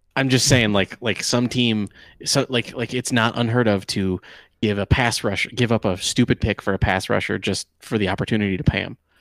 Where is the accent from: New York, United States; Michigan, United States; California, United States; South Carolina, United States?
Michigan, United States; I grew up in Michigan